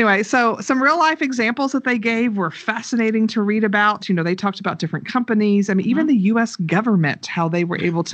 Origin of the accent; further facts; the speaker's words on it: the South, United States; us Southern people